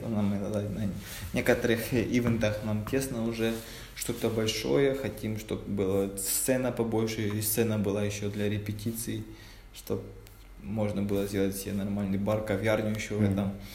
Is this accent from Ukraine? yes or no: yes; Mariupol, Donetsk Oblast, Ukraine; moved away as an adult; now in Kraków, Poland; Я сам из Украины, из Мариуполя